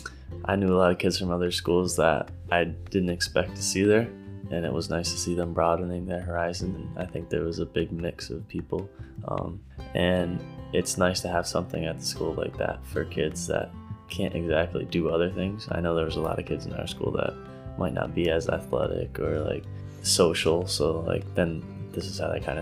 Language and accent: English; Lawton, Pennsylvania, United States; I'm from Lawton, PA, Rush Township. I grew up on my family farm